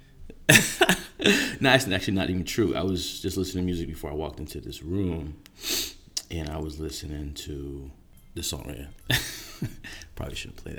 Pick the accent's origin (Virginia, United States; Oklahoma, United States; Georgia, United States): Virginia, United States; D.C.; also born or lived in South Florida; now in San Francisco, United States; I'm from Virginia, grew up outside of Washington, D.C.